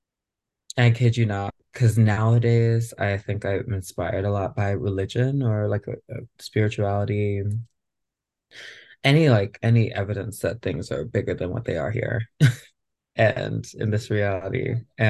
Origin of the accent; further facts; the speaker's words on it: Rochester, New York, United States; now in Los Angeles, United States; I grew up in Rochester, New York, so very quintessential upstate New York community